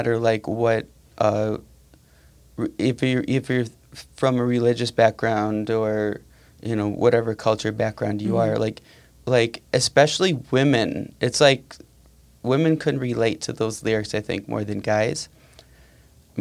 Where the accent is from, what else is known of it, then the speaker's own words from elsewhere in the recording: Waukesha, Wisconsin, United States; also born or lived in West Dallas; I'm from Waukesha